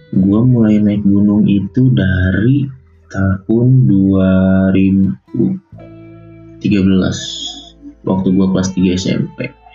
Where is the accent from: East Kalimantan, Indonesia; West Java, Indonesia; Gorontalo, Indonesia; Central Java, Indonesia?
West Java, Indonesia; Bogor; Lahir di Bogor, tahun seribu sembilan ratus sembilan puluh sembilan.